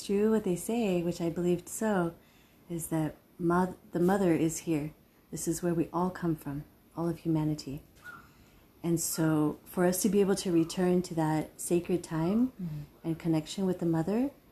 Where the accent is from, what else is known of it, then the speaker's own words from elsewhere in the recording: United States; I was born and raised in America